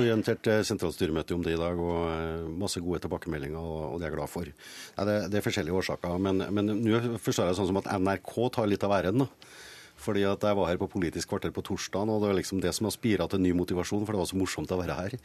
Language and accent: Norwegian; Trøndelag, Norway; som trønder